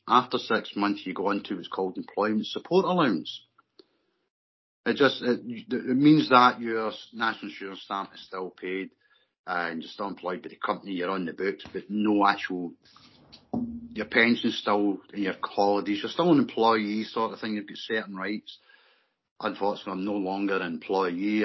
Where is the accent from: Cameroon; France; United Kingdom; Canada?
United Kingdom; Glasgow, Scotland; I was born and brought up in the East End of Glasgow, in the middle of the, the famous barras